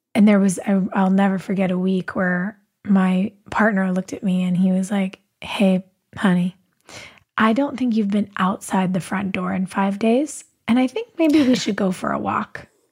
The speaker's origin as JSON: {"language": "English", "region": "Southern California", "country": "United States", "tie": "born or raised there", "said": "I grew up uh, in Southern California"}